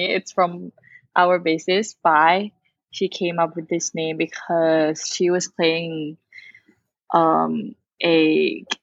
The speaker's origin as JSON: {"language": "English", "country": "Thailand", "said": "we're from Thailand."}